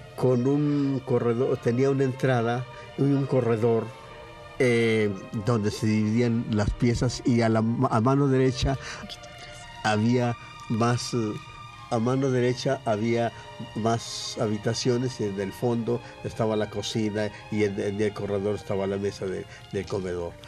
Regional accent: San Gabriel, Jalisco, Mexico; moved away as an adult; now in Mexico City, Mexico; se llamaba mi pueblo San Gabriel. Jalisco, ahora se llama Ciudad Veneciana Carranza, pero yo nací en San Gabriel

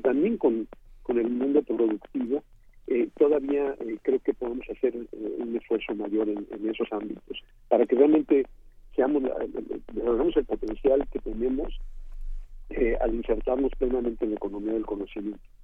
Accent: Mexico

